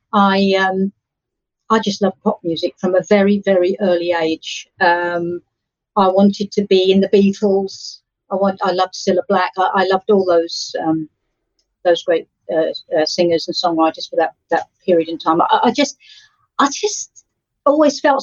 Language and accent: English; Essex, East of England, United Kingdom; I come from Essex, the county of Essex